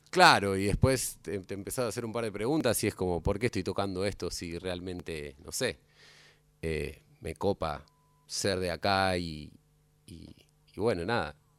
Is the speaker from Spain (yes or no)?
no; Campana, Buenos Aires Province, Argentina; yo soy de Campana y por donde pasa el río Paraná